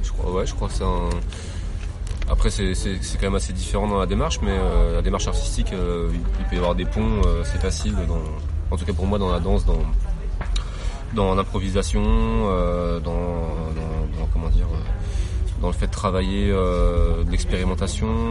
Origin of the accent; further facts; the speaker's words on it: Nancy, Grand Est, France; je viens de Nancy